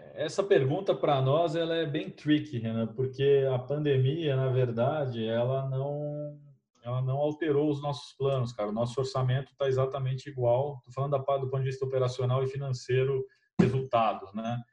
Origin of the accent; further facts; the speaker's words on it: Brazil; como brasileiros